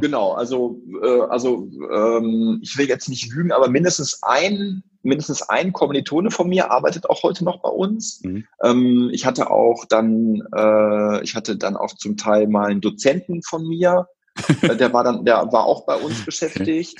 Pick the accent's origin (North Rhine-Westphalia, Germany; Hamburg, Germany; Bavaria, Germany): North Rhine-Westphalia, Germany; Brockhagen; dass ich aus dem Dorf Brockhagen komme